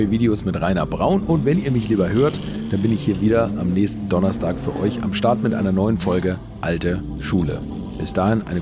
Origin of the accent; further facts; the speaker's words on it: Bad Segeberg, Schleswig-Holstein, Germany; Die erwähnten Karl-May-Festspiele in meiner Heimatstadt Bad Segeberg